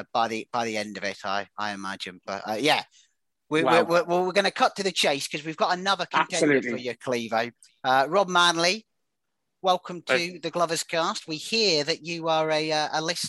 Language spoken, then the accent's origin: English; Aldershot, South East England, United Kingdom; I was born in Aldershot